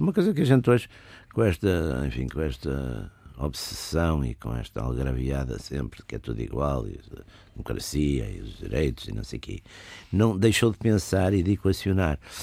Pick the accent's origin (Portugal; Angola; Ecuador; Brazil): Portugal; Porto, Norte; eu sou do Porto e sou, nasci nos anos, final dos anos 40, e vivi, portanto, a minha infância nos anos 50